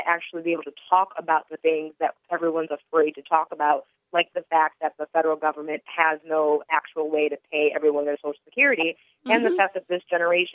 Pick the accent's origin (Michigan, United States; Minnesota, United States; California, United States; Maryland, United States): Michigan, United States; Detroit; moved away; I'm from Detroit originally